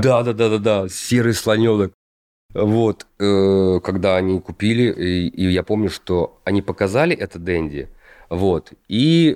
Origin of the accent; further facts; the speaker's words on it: Kostroma, Kostroma Oblast, Russia; moved away; Я из Костромы. Вот. Я жил в рабочем районе.